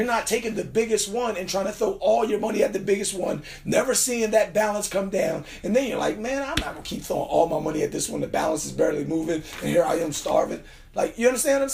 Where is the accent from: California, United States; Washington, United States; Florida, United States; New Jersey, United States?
New Jersey, United States; I'm from Jersey